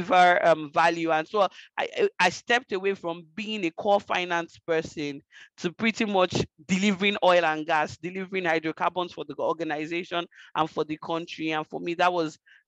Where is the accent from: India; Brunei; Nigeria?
Nigeria; Lagos; moved away as an adult; now in Canada; I'm from Nigeria. I was born and I lived in Lagos, Nigeria for most of my life until a little over a year ago when I moved to Canada